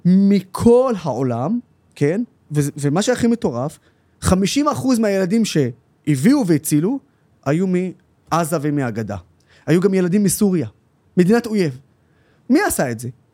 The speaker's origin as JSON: {"language": "Hebrew", "country": "Israel", "said": "כערבי ישראלי"}